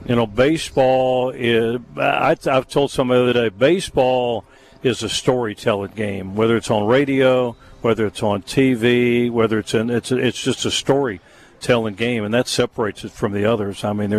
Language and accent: English; outside of Cincinnati, Ohio, United States; moved away; I grew up outside of Cincinnati